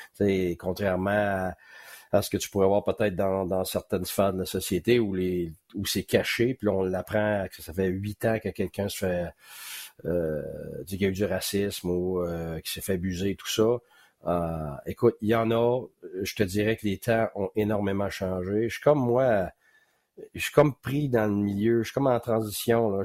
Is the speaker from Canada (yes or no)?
yes; Quebec, Canada; also born or lived in West Island, Montreal; quand je suis arrivé dans l'Ouest de l'Île, comme je te dis, tu sais, là, à dix ans